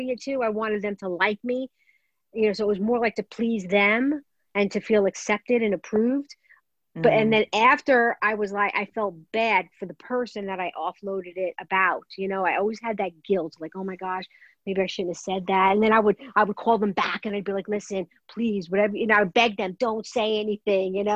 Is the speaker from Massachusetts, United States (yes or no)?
no; New York City, New York, United States; I grew up in Brooklyn. I don't know if everybody in Brooklyn does this. Italian Brooklyn family